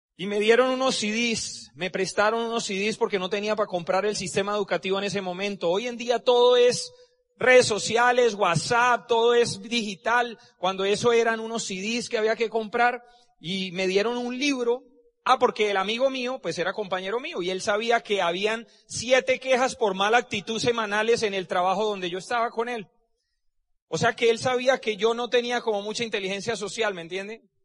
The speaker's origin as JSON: {"language": "Spanish", "town": "Cúcuta", "region": "Norte de Santander", "country": "Colombia", "also_born_or_lived": "Barranquilla / Medellín", "moved": "as an adult", "said": "Yo soy de Cúcuta, Y me fui a estudiar a Barranquilla, hice el internado en Medellín"}